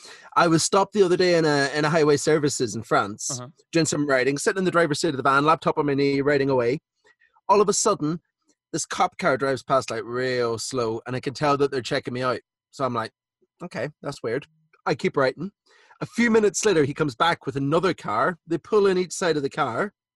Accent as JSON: {"language": "English", "country": "Ireland", "moved": "yes", "lives_now": "United Kingdom", "said": "I'm Irish"}